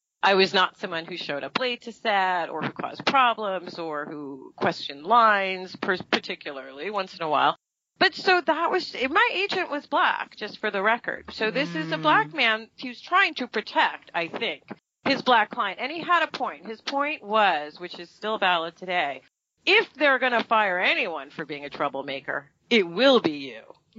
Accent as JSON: {"language": "English", "region": "New York", "country": "United States", "accent": "Brooklyn", "said": "That's my real accent, I think, by the way. Like, if you strip me down when I'm really exhausted, I sound like I'm from Brooklyn, you know?"}